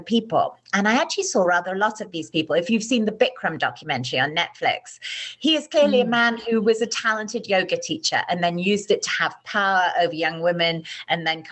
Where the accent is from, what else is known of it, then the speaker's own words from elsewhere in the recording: United Kingdom; I'm British